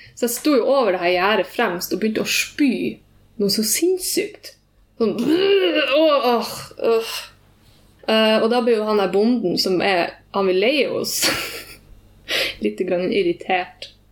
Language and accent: Norwegian; Tromsø, Troms, Norway; jeg sier jeg er fra Tromsø, men jeg har blitt vokst opp i Ramfjorden, som er 20 minutter unna Tromsø